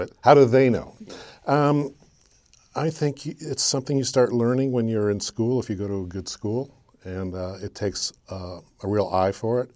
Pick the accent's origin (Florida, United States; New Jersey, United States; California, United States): California, United States; Burbank; I was born in Burbank, California